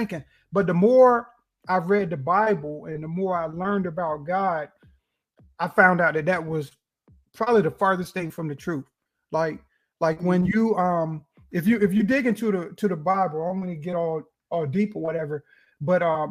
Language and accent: English; Kinston, North Carolina, United States; now in Wilmington, United States; I'm originally from Kinston, North Carolina. Currently, I live near Wilmington, North Carolina, near the beach